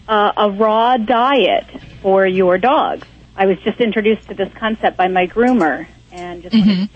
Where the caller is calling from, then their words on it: Bethlehem, Pennsylvania, United States; Calling from Bethlehem, Pennsylvania.